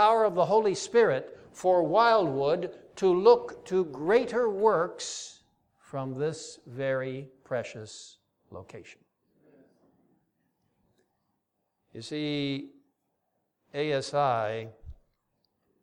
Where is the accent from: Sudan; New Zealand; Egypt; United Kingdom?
Egypt; Cairo, Cairo Governorate; moved away; I grew up in that region. I grew up in Cairo, Egypt. It's really my home.